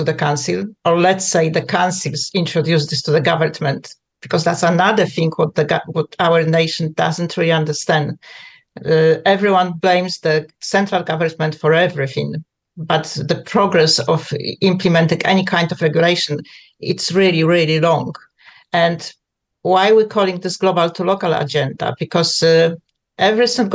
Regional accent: Poland; English is a second language; moved away as an adult; now in United Kingdom; I grew up in Poland. I left Poland when I was a young girl

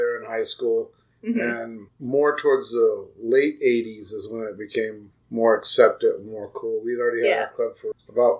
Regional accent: Phoenix, Arizona, United States; I grew up in South Phoenix.

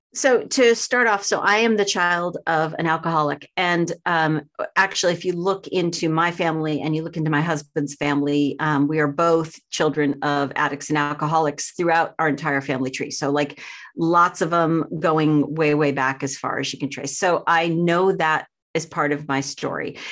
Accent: outside of Boston, Massachusetts, United States; I grew up outside of Boston, very small town

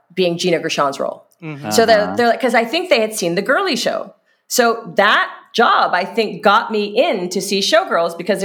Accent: Hawaii, United States; I grew up in Hawaii

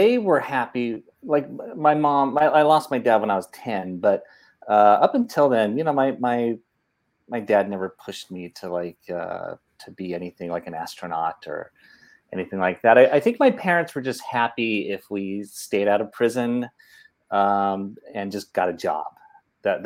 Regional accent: Oakland, California, United States; moved away as an adult; also born or lived in San Francisco / Los Angeles; now in Burbank, United States; grew up in Oakland and went to school there, Catholic school, St. Elizabeth

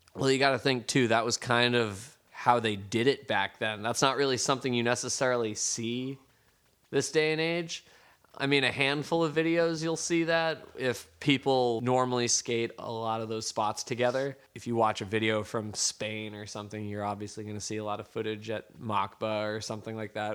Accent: East Coast, United States; I am from the East Coast

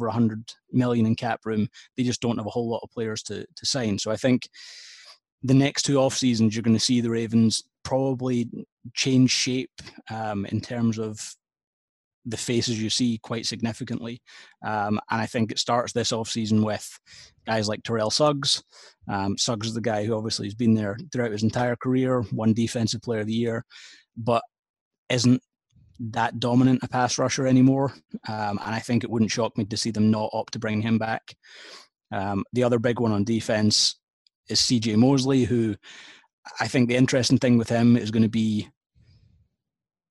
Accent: Scotland, United Kingdom; Being Scottish

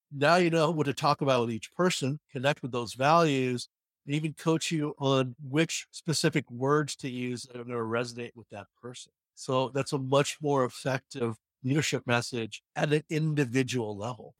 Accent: New York, United States; I'm from New York

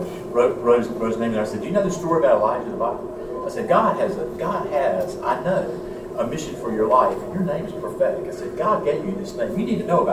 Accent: Norwood, North Carolina area, United States

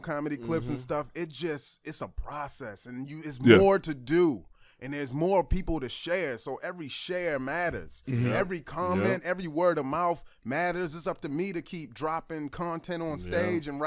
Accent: Baltimore, Maryland, United States; I grew up in East Baltimore

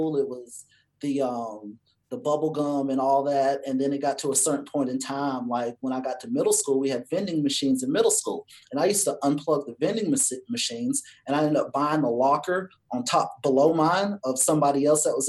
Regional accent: Cleveland, Georgia, United States; I'm from Georgia. I'm from a little tiny town called Cleveland, Georgia

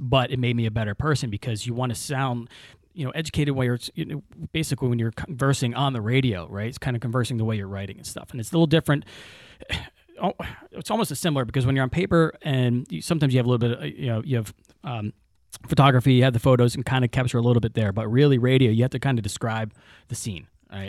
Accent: Tabernacle, New Jersey, United States; Tabernacle, my hometown

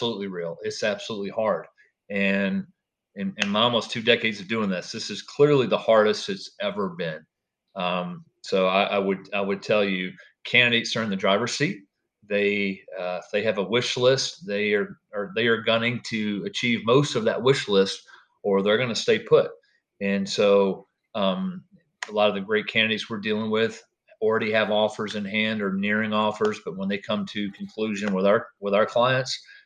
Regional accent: Nashville, Tennessee, United States; I grew up in the Nashville area

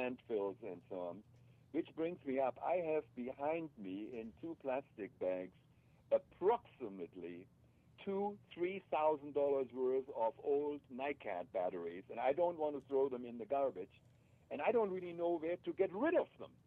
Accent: Germany; moved away; I grew up in Germany, and I grew up with empty bottles

